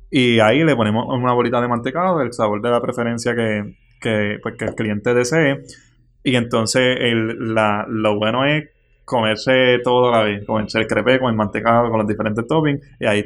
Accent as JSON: {"language": "Spanish", "town": "Florida", "country": "Puerto Rico", "said": "yo actualmente tengo 22 años y soy de Florida, Puerto Rico."}